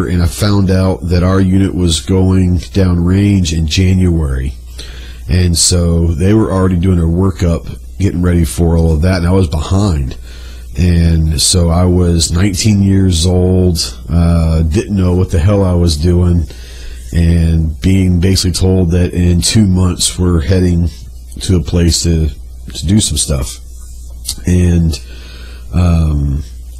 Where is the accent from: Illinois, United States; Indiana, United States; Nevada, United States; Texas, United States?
Texas, United States; Plano; also born or lived in Okinawa, Japan / Camp Pendleton, California; I grew up in Dallas, Texas, a little suburb called Plano.